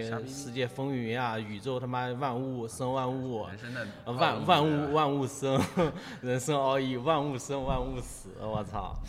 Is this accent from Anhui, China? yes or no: no; Hangzhou, Zhejiang, China; 瞎说，我是真杭州人，